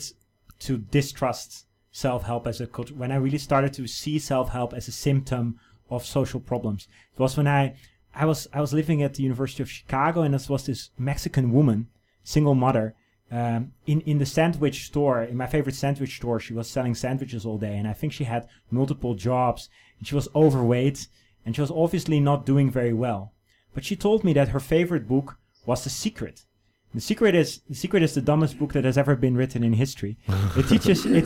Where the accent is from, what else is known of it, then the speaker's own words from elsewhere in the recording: Netherlands; now in China; a Dutch person, my home country